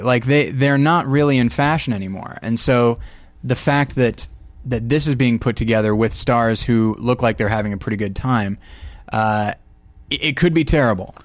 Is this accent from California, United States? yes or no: yes; Taft, California, United States; moved away; my hometown of Taft, California